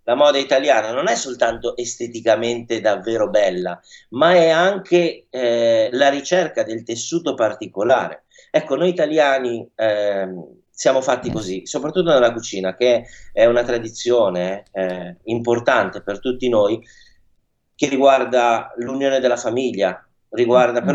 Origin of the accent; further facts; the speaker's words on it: Milan, Lombardy, Italy; io sono nato, cresciuto, e vissuto qua a Milano